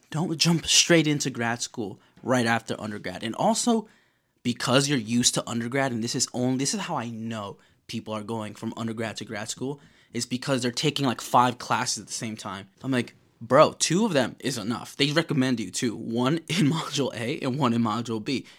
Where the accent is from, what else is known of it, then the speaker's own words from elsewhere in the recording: New York, United States; I'm from New York, baby. I'm from New York, okay? I live here.